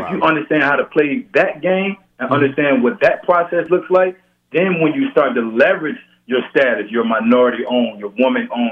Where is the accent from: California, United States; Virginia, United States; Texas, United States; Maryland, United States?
Virginia, United States; Norfolk; I'm from Virginia, Norfolk